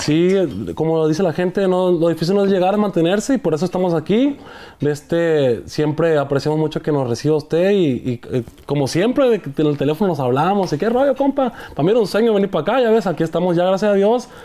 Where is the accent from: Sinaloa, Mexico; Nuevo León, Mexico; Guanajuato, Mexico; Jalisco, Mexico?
Sinaloa, Mexico; Angostura; somos de ahí de Chinitos Angostura